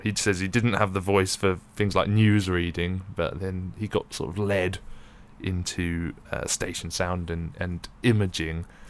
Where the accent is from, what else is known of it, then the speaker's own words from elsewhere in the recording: London, United Kingdom; I grew up in London